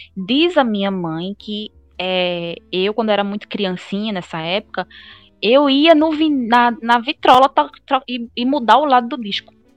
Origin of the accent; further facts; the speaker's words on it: Gravatá, Pernambuco, Brazil; also born or lived in Recife; eu sou uma pessoa que não sou nascida, mas eu sou criada em Gravatá